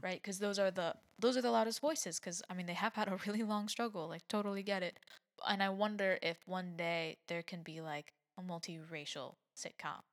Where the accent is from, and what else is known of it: United States